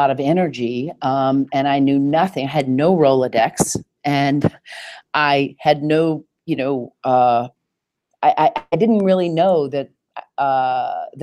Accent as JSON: {"language": "English", "town": "Nashville", "region": "Tennessee", "country": "United States", "tie": "born or raised there", "accent": "Southern", "moved": "yes", "lives_now": "New York, United States", "said": "I was born and raised in Nashville, Tennessee"}